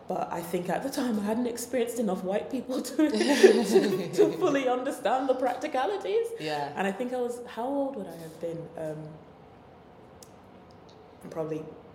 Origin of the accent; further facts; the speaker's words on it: London, United Kingdom; I'm a Londoner